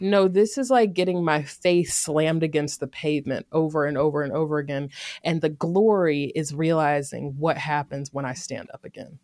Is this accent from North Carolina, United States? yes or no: yes; Greensboro, North Carolina, United States; moved away as an adult; also born or lived in Durham, North Carolina; now in Oakland area, California, United States; I grew up in Greensboro, North Carolina, and I spent the last decade ab, in Durham, North Carolina